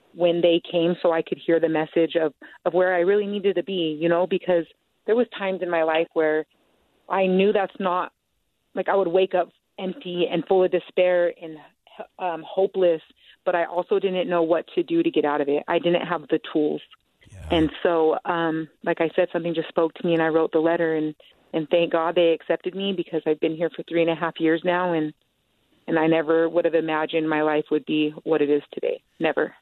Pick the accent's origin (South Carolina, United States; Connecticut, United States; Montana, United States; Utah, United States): Utah, United States; Salt Lake City; I grew up in Salt Lake City. Um, I am 35 years old, and I was raised around South Salt Lake